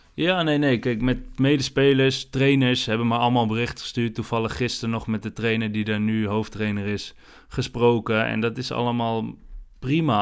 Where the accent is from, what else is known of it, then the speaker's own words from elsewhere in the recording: Houten, Utrecht, Netherlands; also born or lived in Alphen aan den Rijn; we zijn nu in Houten, waar ik ben opgegroeid eigenlijk, bij mijn ouders, ouderlijk huis